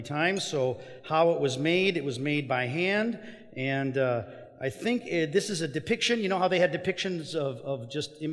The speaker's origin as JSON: {"language": "English", "country": "Mexico", "tie": "born or raised there", "moved": "yes", "said": "I grew up in Mexico"}